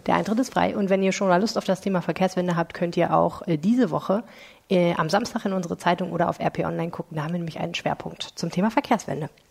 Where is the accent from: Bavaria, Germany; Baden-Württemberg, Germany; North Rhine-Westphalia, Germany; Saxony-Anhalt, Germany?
Saxony-Anhalt, Germany; Stendal; now in Düsseldorf, Germany; in Stender Sachsen-Anhalt